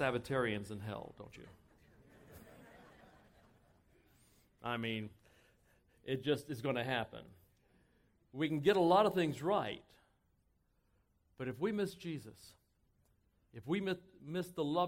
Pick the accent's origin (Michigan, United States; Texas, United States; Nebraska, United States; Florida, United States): Texas, United States; I grew up in Texas